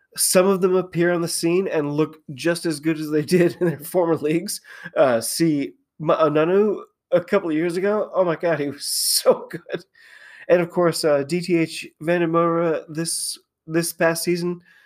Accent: United States; I'm an American

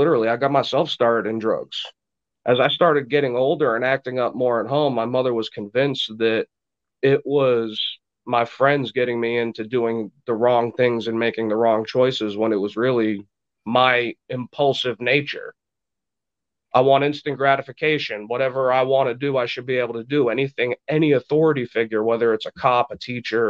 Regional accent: Burlington, Vermont, United States; also born or lived in Laconia, New Hampshire; I was raised in Vermont. I was born in Burlington, Vermont, January 1st, 1986.

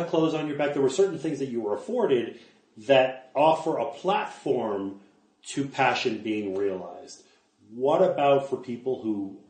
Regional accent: Canada; now in Colorado, United States; I'm a Canadian. Yeah. I live in Colorado.

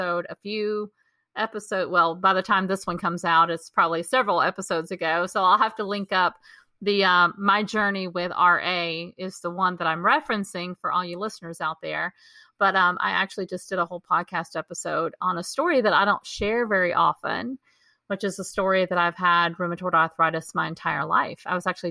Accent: Texas, United States; growing up in Texas

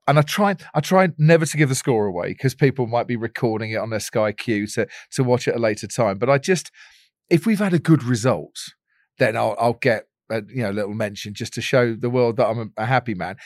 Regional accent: Stevenage, East of England, United Kingdom; I grew up in Stevenage. So, Stevenage, uh, new town in Hertfordshire

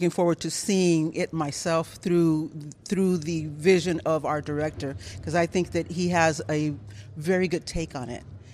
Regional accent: Los Angeles, California, United States; I grew up in East Los Angeles

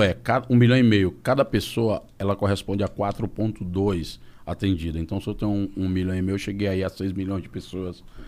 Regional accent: Fortaleza, Ceará, Brazil; Eu venho de Fortaleza, lá das quadras.

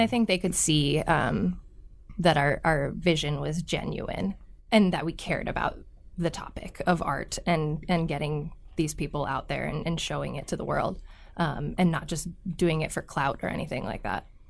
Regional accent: Omaha, Nebraska, United States; I am also from Millard. I went to Millard North

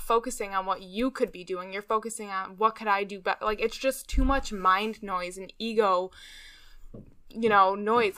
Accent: Chicago, Illinois, United States; now in North Carolina, United States; I'm from Chicago, Illinois, but now I live in North Carolina

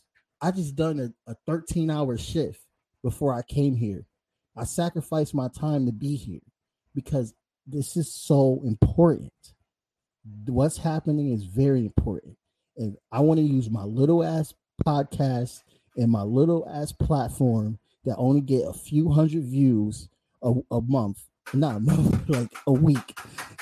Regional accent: United States; I'm American

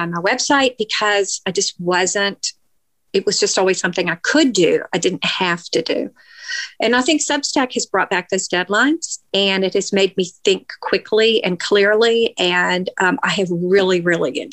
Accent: Nashville, Tennessee, United States; I grew up in Nashville and I interned for the Banner back then

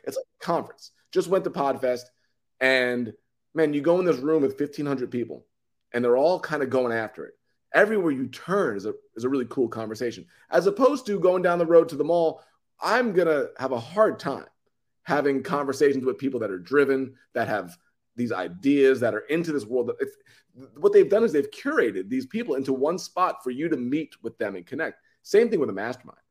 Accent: New York City, New York, United States; I come from New York. I'm, I'm originally from Long Island in Queens

